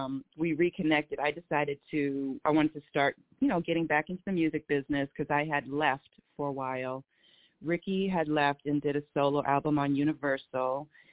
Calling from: Los Angeles, California, United States; we are calling from Los Angeles.

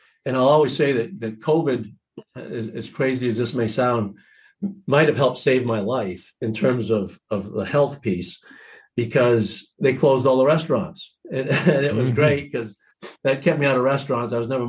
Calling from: Portland, Maine, United States; The great city of Portland, Maine.

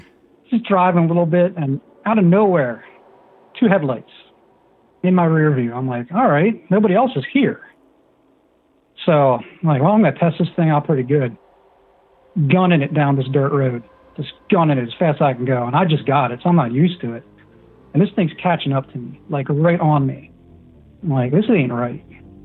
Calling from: Pennsylvania, United States; We're in Pennsylvania.

